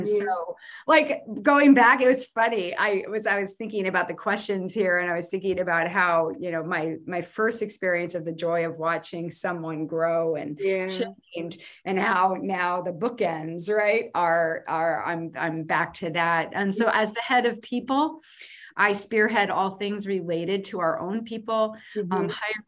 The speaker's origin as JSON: {"language": "English", "region": "New Jersey", "country": "United States", "moved": "yes", "said": "I'm originally from New Jersey"}